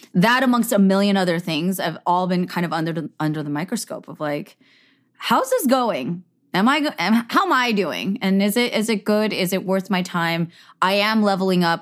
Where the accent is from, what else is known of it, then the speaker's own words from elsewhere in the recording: Bay Area, California, United States; I grew up in the Bay Area.